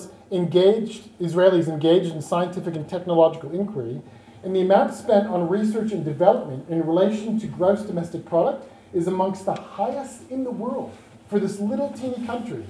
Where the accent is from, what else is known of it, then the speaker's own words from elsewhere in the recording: South Australia, Australia; I come from South Australia